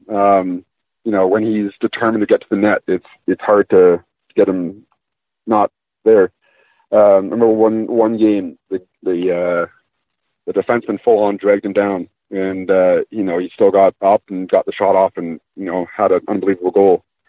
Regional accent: Ontario, Canada; I grew up in Ontario watching the Leafs

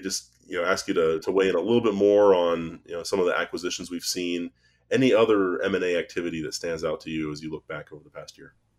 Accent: Ohio, United States; we're both from Ohio

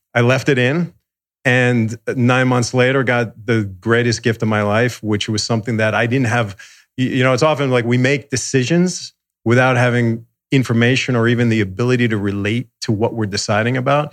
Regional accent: suburbs of New York, United States; moved away as an adult; also born or lived in Manhattan, New York; now in Los Angeles, United States; I grew up in the suburbs of New York

